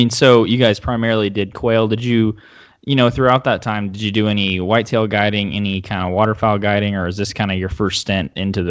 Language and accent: English; Oklahoma, United States; Oklahoma, my home state.